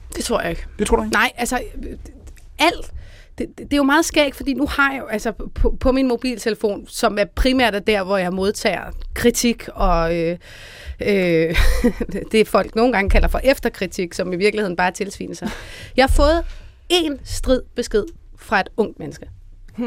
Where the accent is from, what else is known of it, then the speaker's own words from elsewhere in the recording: Denmark; now in Copenhagen, Denmark; i en lille provinsby, hvor jeg kommer fra